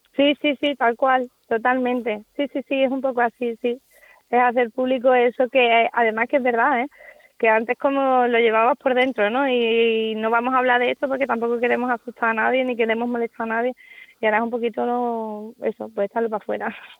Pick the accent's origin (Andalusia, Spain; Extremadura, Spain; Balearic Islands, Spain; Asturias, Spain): Andalusia, Spain; Seville; also born or lived in Salamanca; como buena andaluza que soy